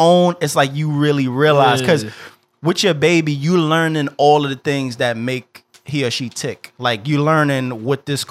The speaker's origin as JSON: {"language": "English", "town": "New York City", "region": "New York", "country": "United States", "tie": "born or raised there", "moved": "yes", "lives_now": "Pennsylvania, United States", "said": "I was born in Albert Einstein"}